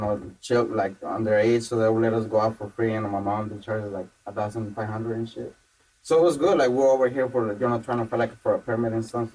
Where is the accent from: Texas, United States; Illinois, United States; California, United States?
California, United States; Los Angeles; I grew up in MacArthur Park, that's actually where I grew up, in Aiden Westlake, and the neighborhood.